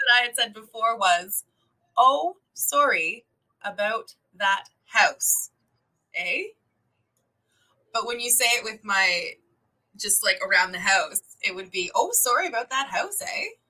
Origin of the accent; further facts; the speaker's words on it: Canada; moved away; I'm Canadian